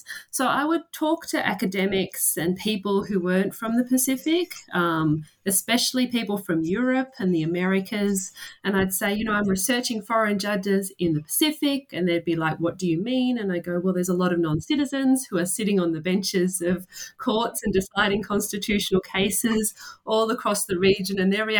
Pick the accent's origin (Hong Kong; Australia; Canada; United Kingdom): Australia; So I am a legal scholar. I'm from Australia.